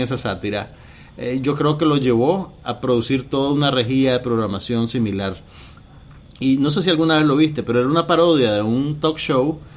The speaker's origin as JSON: {"language": "Spanish", "country": "Nicaragua", "said": "yo era de las pocas personas en Nicaragua que veía Space Ghost Coast"}